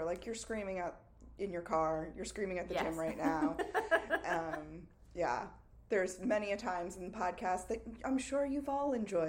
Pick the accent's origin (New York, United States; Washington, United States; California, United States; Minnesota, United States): New York, United States; Long Island; also born or lived in Astoria, Queens; now in Philadelphia, United States; we grew up in Long Island, then moved to Astoria, Queens, and then moved to Philadelphia.